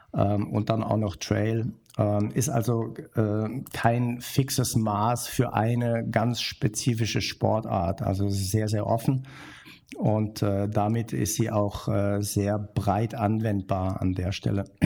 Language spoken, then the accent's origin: German; Bornheim, North Rhine-Westphalia, Germany; ich komme aus der Nähe von Köln Bornheim heißt